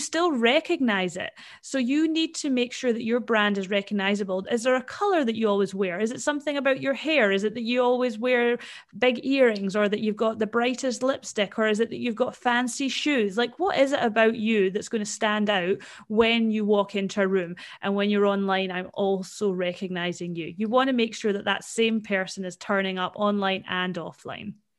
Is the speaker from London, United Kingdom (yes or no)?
no; Scotland, United Kingdom; now in Perth, Australia; I am actually from Scotland originally, and my mum and dad are still over there